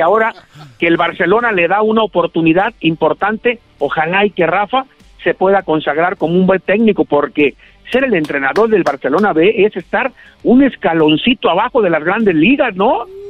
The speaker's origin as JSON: {"language": "Spanish", "town": "Moyahua", "region": "Zacatecas", "country": "Mexico", "tie": "born or raised there", "moved": "yes", "lives_now": "Guadalajara, Mexico", "said": "Yo nací muy cerca de Guadalajara, en un ranchito de menos de mil habitantes que se llama Santa Rosa, pero que es municipio de Moyagua, Zacatecas."}